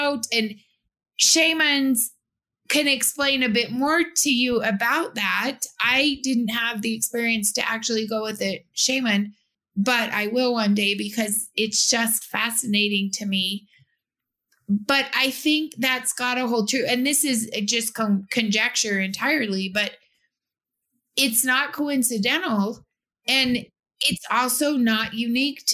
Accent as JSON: {"language": "English", "region": "Utah", "country": "United States", "said": "I was from Utah"}